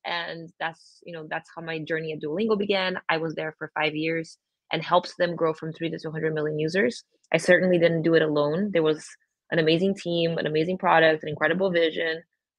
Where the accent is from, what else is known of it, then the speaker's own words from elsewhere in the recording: Brazil; moved away as an adult; now in United States; I'm originally from Brazil, born and raised. I was there for 18 years and then I came to the U.S. and I've been back and forth a bunch, but really living in the U.S. for 19 years